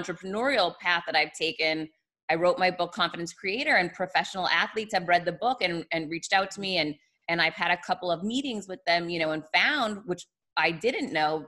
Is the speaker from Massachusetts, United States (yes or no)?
yes; Boston, Massachusetts, United States; moved away; I'm from Boston originally